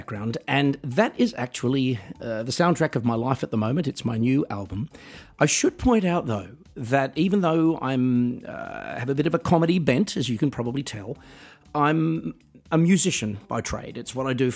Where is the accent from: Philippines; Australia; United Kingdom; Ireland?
Australia; my hometown in Australia